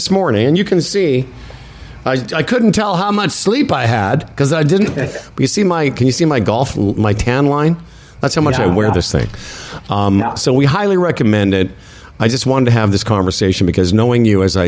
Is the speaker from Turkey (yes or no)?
no; Moose Jaw, Saskatchewan, Canada; we're both from Moose Jaw